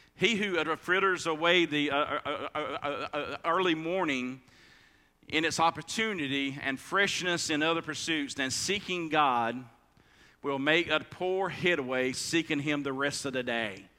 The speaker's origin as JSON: {"language": "English", "country": "United States", "said": "we as American uh, uh Christians"}